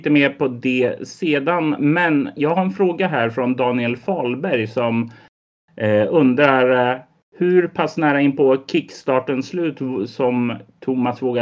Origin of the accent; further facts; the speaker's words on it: Sweden; även om de inte har någon relation till Drakar och Demoner som vi svenskar har?